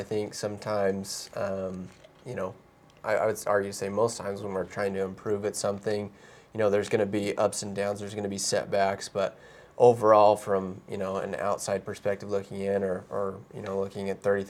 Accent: Kansas City, Missouri, United States; born there; now in Utah, United States; I was born in Kansas City though, so I'm a little bit familiar.

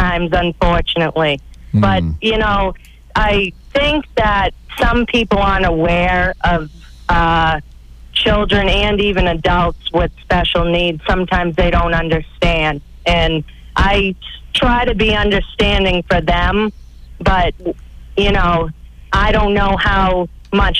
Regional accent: Weymouth, Massachusetts, United States; now in Fall River, United States; I grew up in Weymouth, and I graduated from Weymouth High School, and I lived there until I was about maybe 25

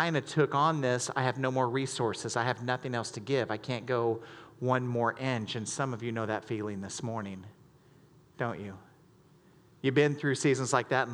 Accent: the South, United States; born or raised there; moved away as an adult; now in Michigan, United States

